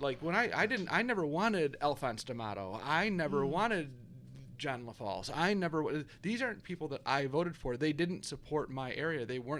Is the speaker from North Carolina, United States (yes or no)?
no; Western New York, United States; I grew up in Western New York.